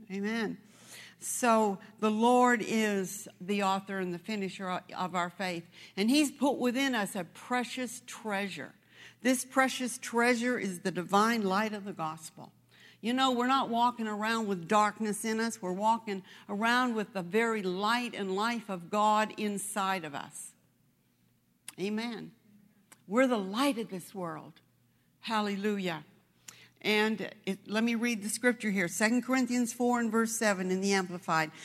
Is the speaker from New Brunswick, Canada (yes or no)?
yes; New Brunswick, Canada; moved away; that's where I come from. I was born in, um, I was born in New Brunswick